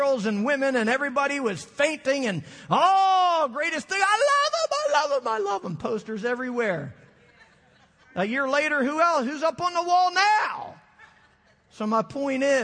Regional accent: Philadelphia, Pennsylvania, United States; I'm from the Philadelphia area

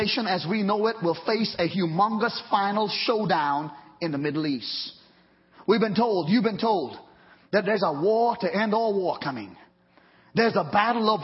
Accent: Trinidad & Tobago; moved away; growing up in Trinidad when Texaco was in Trinidad very strong

